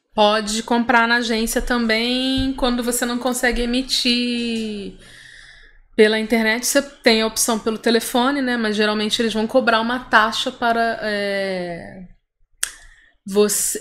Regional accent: Rio de Janeiro, Brazil; now in São Paulo, Brazil; eu sou carioca

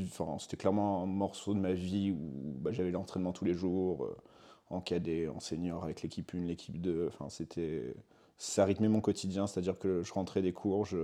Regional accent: Roquebrune-sur-Argens, Provence-Alpes-Côte d'Azur, France; moved away as an adult; also born or lived in Boulogne-sur-Mer, Pas-de-Calais; Et j'ai grandi dans le sud après, dans le Var, à côté de Saint-Raphaël, un petit village de Roquebrune-sur-Argence, la plus grande commune de France.

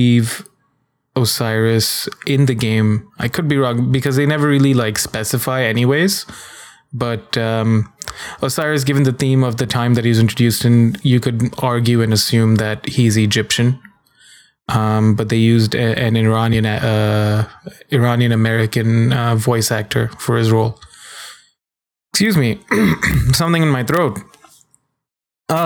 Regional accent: India; I'm an Indian man

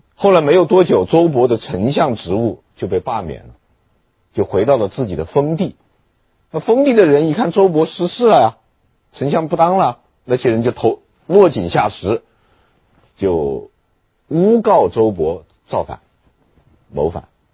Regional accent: China; 我们中国人

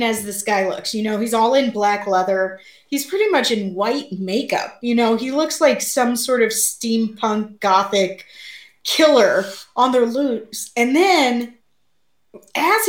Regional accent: Missouri, United States; I grew up in Missouri.

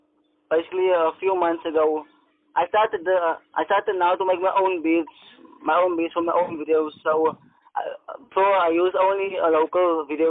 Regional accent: Port Elizabeth, Eastern Cape, South Africa; I'm a filmmaker from Clensford, Port Elizabeth.

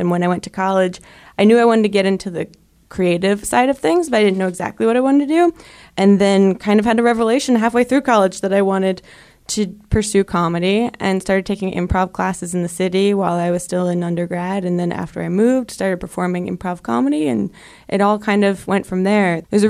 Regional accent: New Jersey, United States; moved away as an adult; also born or lived in Brooklyn, New York; I am from New Jersey.

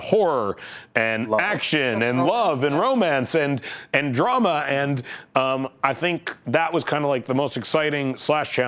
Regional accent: Canada; I am from Canada

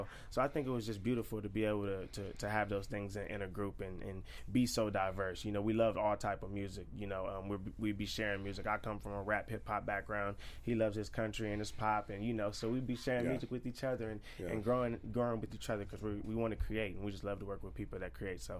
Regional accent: Houston, Texas, United States; I'm from Houston.

